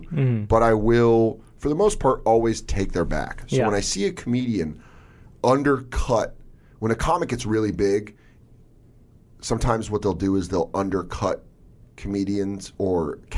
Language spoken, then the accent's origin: English; Denver, Colorado, United States; moved away as an adult; now in New York City, United States; I'm from Denver